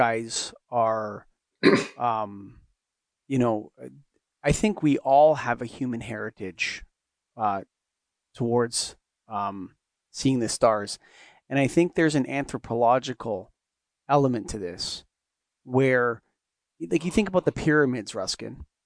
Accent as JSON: {"language": "English", "country": "Canada", "said": "I'm a Canadian."}